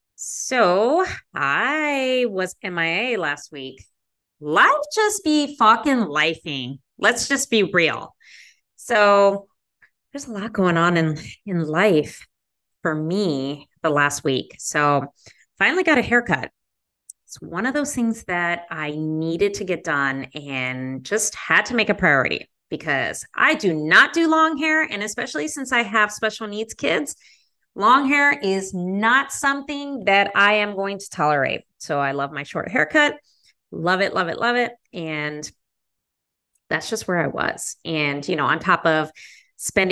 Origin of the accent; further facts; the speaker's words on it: Las Vegas, Nevada, United States; now in Chicago, United States; I am not from the Midwest. I am a West Coast person. I grew up in Las Vegas